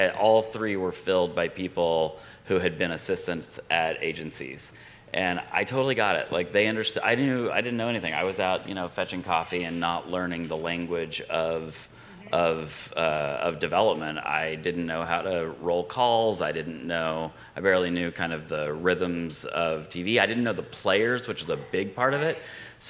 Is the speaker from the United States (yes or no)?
yes; Wichita Falls, Texas, United States; now in Los Angeles, United States; I'm from Wichita Falls, Texas. It's basically Los Angeles, if you think.